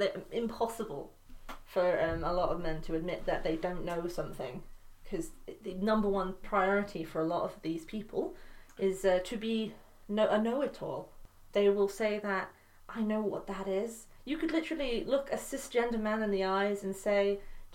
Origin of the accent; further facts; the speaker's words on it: United Kingdom; accent: Northern; That's my accent